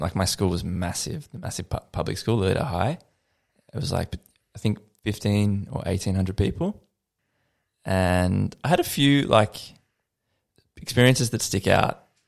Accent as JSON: {"language": "English", "town": "Lilydale", "region": "Victoria", "country": "Australia", "tie": "born or raised there", "lives_now": "Melbourne, Australia", "said": "the Yarra Valley where I grew up in Lilydale"}